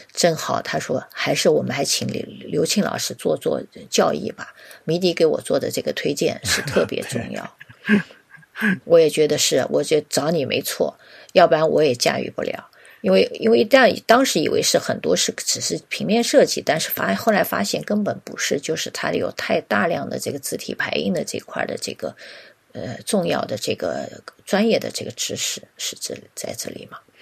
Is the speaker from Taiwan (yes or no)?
no; China; 我们中国的设计师